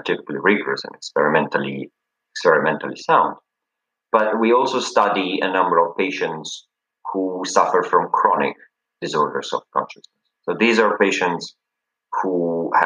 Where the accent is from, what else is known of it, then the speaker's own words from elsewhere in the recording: Italy; moved away as an adult; now in Cambridge, United Kingdom; I'm from Italy